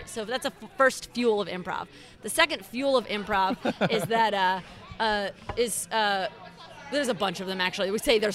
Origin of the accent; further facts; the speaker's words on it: Philadelphia, Pennsylvania, United States; I'm from Philly.